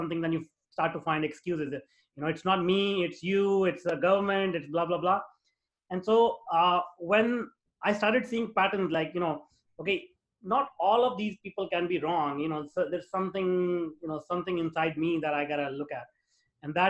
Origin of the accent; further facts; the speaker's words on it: India; moved away as an adult; now in North America; I grew up in India, in a very small town.